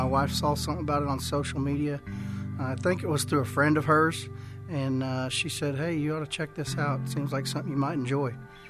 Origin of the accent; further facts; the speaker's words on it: Oklahoma, United States; I'm from Oklahoma.